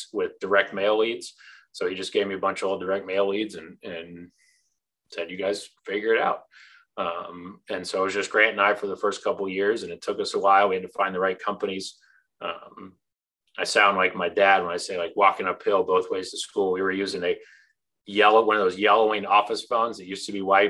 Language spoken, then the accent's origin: English; Orlando, Florida, United States; I grew up in Orlando